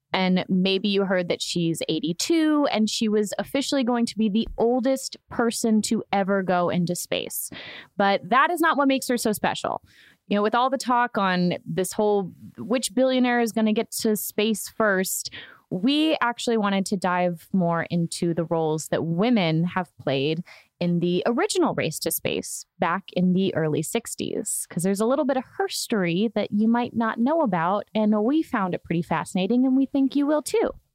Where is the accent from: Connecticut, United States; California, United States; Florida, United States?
Florida, United States; Orlando; I grew up in Florida where I watched the space launches from our dock. I grew up on a lake in in Orlando